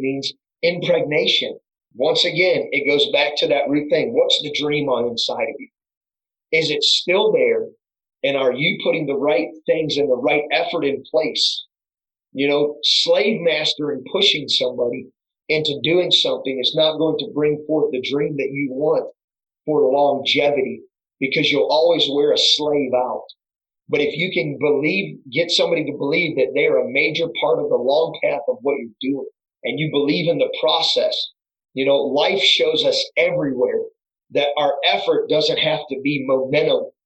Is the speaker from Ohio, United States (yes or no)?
yes; Crestwood, Ohio, United States; I was born and raised in Crestwood